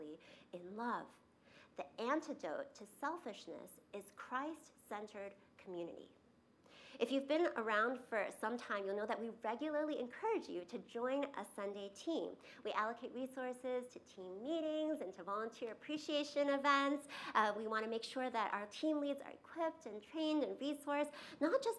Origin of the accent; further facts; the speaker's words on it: New York, United States; I grew up in New York, and we used to fly through Chicago O'Hare to get to Asia to visit my grandparents in Taiwan.